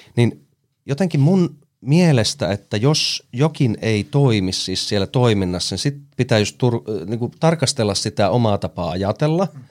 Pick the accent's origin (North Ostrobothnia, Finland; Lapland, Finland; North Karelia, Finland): North Karelia, Finland; Ilomantsi; also born or lived in Joensuu; now in Helsinki, Finland; Mä tuun siis Ilomantsista, enkä suinkaan sieltä keskustasta, vaan siitä 27 kilometriä itärajalle. Eli siellä on kasvanut